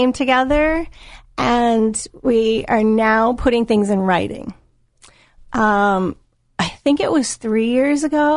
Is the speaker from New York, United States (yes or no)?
no; Dennis, Massachusetts, United States; also born or lived in Northeast Harbor; a Cape native, 11 generations. I was born and raised actually in East Dennis.